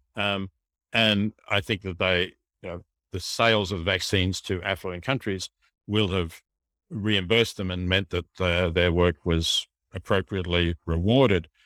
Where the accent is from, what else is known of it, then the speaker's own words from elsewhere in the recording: Australia; we have a large country, um, we have a lot of space